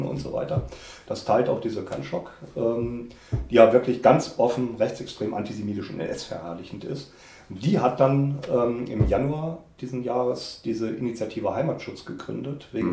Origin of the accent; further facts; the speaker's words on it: North Rhine-Westphalia, Germany; moved away as an adult; now in Saxony, Germany; ich bin ja mit ihm in Westfalen aufgewachsen